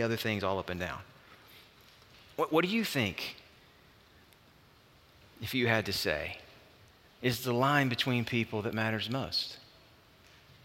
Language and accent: English; Alabama, United States; also born or lived in Auburn, Alabama / Frisco City, Alabama; as a kid, moved into rural Alabama, my dad took a church, First Baptist Church, Frisco City, and we relocated to that area